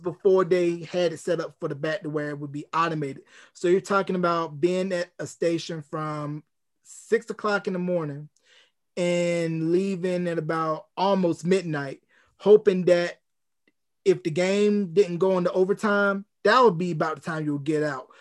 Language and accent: English; North Carolina, United States; my hometown of, uh, Gadsden, North Carolina